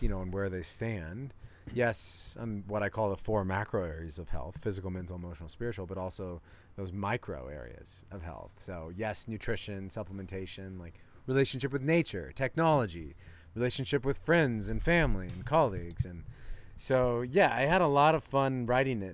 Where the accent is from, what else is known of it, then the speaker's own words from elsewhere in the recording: Iowa, United States; also born or lived in Colorado; now in Boulder, United States; we're buddies from Iowa